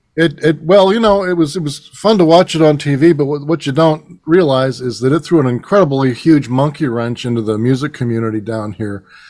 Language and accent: English; Reading, Pennsylvania, United States; also born or lived in Cleveland, Ohio; now in Nashville, United States; I was born in Reading, Pennsylvania, which is also the hometown of …